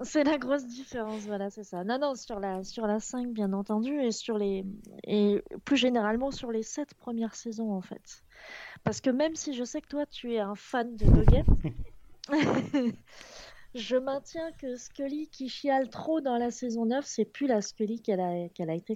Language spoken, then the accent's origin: French; Picardy, Hauts-de-France, France; je viens de, des Hauts-de-France, mais ah je, je, tiens à la Picardie avant tout